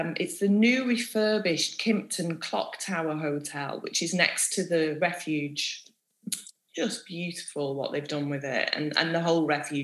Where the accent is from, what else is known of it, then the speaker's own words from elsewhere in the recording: Manchester, North West England, United Kingdom; I grew up in North Manchester and the local park to me was a park called Boggart Hole Clough